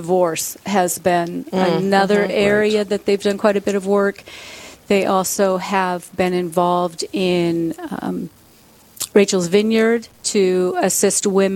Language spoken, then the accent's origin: English; Sioux Falls, South Dakota, United States; I began my career in addictions work right here in Sioux Falls because I grew up in Sioux Falls.